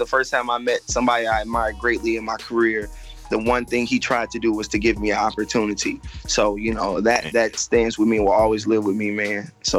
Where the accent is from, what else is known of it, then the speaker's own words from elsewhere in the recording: Chicago, Illinois, United States; moved away as an adult; now in Los Angeles, United States; I'm from Chicago. I'm a comic.